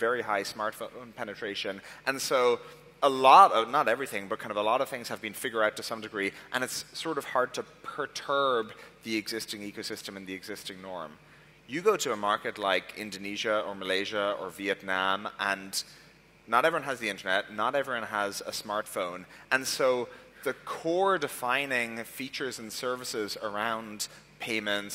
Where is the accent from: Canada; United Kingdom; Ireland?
Ireland; moved away; also born or lived in Silicon Valley; I'm obviously originally from Ireland